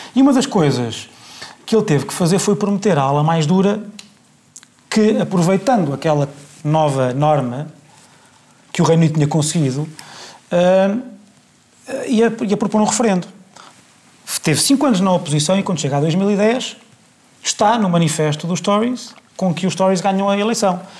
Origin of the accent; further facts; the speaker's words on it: Portugal; eu sou português